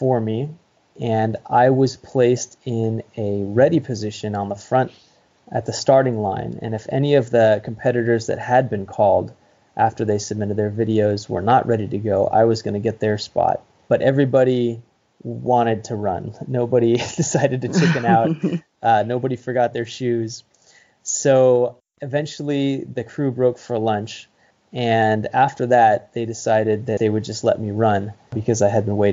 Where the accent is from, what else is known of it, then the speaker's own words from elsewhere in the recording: Santa Cruz County, California, United States; I grew up in Santa Cruz County, California